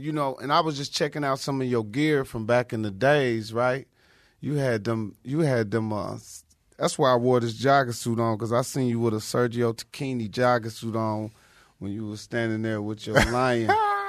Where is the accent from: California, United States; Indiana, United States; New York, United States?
Indiana, United States; Indianapolis; I grew up in Indiana.